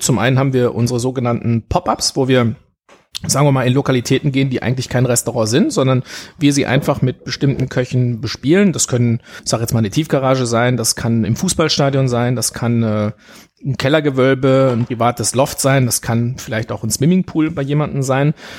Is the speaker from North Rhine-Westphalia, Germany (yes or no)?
yes; Sauerland, North Rhine-Westphalia, Germany; Ich bin gebürtiger Sauerländer. Ja, also ich bin im Sauerland geboren